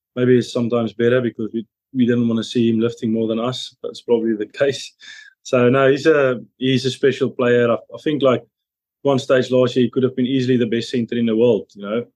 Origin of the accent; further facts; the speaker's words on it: Modimolle, Limpopo, South Africa; moved away as an adult; now in Lyon, France; I'm a guy from Nelstrom in South Africa, a small town